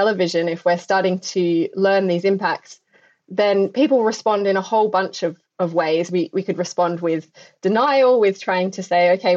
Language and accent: English; Adelaide Hills, South Australia, Australia; moved away; I grew up in Australia and had seen the impacts on the landscapes that I hold very, very dear to my heart in my own home of the Adelaide Hills.